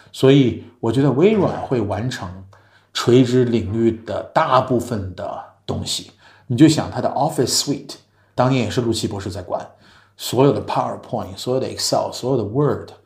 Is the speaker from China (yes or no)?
yes; China; moved away as an adult; also born or lived in New York; now in United States; 我们中国人